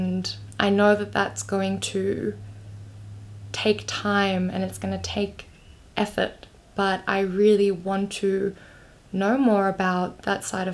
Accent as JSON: {"language": "English", "town": "Melbourne", "region": "Victoria", "country": "Australia", "tie": "born or raised there", "said": "I grew up in Australia"}